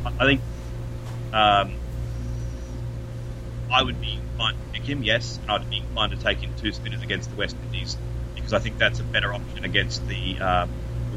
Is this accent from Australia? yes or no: yes; Australia; I'm an Australian